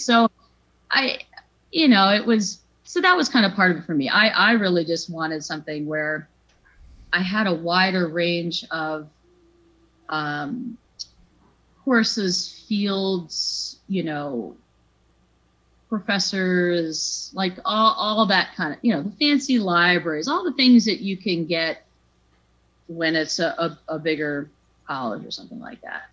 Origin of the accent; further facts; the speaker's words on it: Yarmouth, Maine, United States; I've one older brother, Jeff. He's three years older than me. And um, yes, we, we grew up in Yarmouth